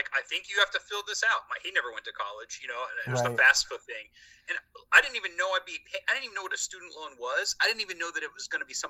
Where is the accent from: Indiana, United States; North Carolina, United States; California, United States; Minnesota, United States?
Indiana, United States; Bloomington; we're both from Bloomington.